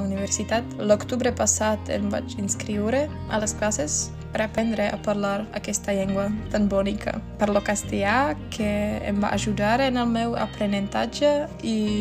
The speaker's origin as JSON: {"language": "Catalan", "country": "Czechia", "second_language": "Catalan", "said": "sóc de la República Txeca"}